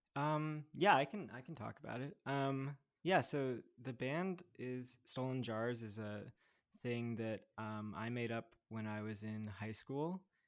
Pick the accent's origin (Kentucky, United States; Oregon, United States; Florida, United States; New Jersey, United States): New Jersey, United States; Montclair; also born or lived in New York; now in Brooklyn, United States; I was born in New York, grew up in Montclair, New Jersey